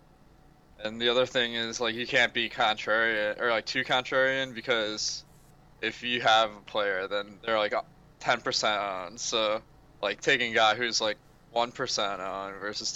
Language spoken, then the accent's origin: English; Michigan, United States; I'm from Michigan